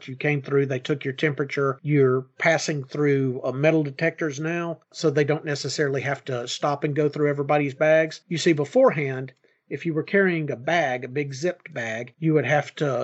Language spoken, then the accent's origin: English; United States